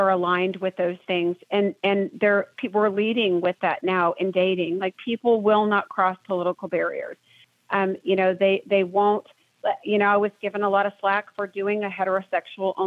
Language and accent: English; Atlanta, Georgia, United States; I'm from Atlanta